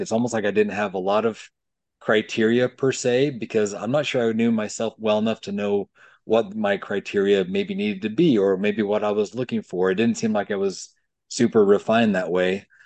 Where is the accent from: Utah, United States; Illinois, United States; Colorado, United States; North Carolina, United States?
Utah, United States; Provo; I grew up in Provo, Utah